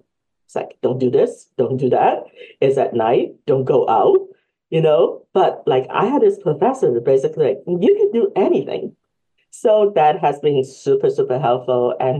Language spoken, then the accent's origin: English; Hong Kong; also born or lived in Lawrence; now in United States; well, I'm Chinese American. My parents came, well, we came from Hong Kong, like in 1985.